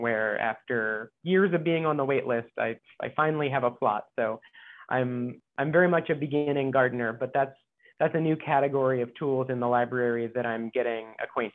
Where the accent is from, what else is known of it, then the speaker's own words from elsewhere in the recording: Ohio, United States; moved away as an adult; also born or lived in Indiana / Kansas / Boston / New York; now in Hawaii, United States; I was born in Indiana, grew up in Ohio